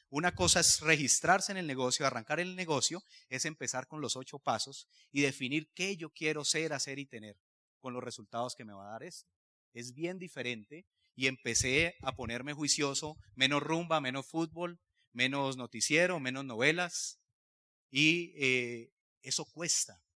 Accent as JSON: {"language": "Spanish", "town": "Cali", "region": "Valle del Cauca", "country": "Colombia", "said": "yo soy de Cali, vengo de una familia de clase media"}